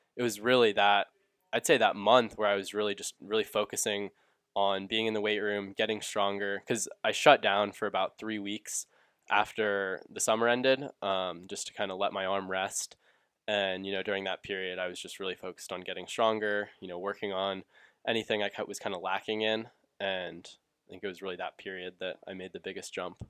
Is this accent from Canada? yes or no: no; Atlanta, Georgia, United States; I grew up in Atlanta